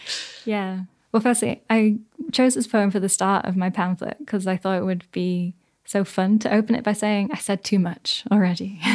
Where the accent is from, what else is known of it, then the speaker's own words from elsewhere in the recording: Yorkshire and the Humber, United Kingdom; I'm from Yorkshire